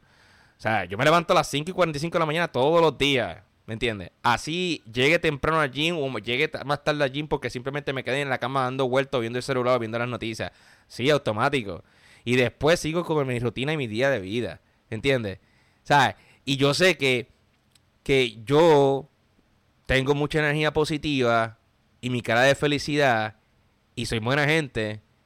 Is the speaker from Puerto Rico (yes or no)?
yes; Puerto Rico; moved away as an adult; now in United States; me vine de Puerto Rico a Estados Unidos